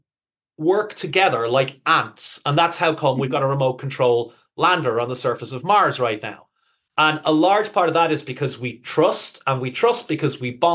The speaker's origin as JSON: {"language": "English", "country": "Ireland", "also_born_or_lived": "United Kingdom / Netherlands", "moved": "yes", "said": "I'm obviously from Ireland, spent almost 20 years living in Holland."}